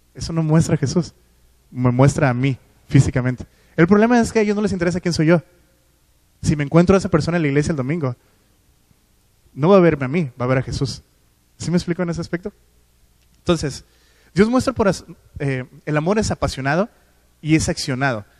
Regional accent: Culiacán, Sinaloa, Mexico; moved away; de donde vengo, de Culiacán. Eh, siguen yendo a la misma iglesia donde yo iba

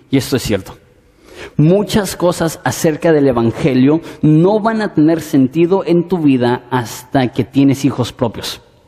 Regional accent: Mexico; así somos los mexicanos.

